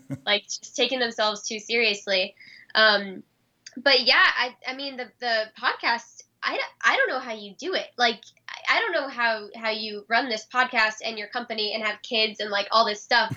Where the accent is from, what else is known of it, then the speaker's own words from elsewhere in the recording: United States; especially as an American, when my country's responsible for